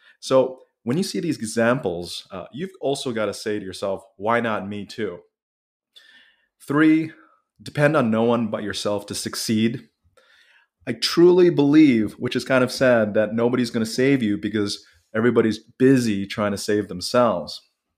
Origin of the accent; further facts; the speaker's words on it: Japan; But I grew up in Japan for several years. I've always liked the culture, the people, the respect, the food.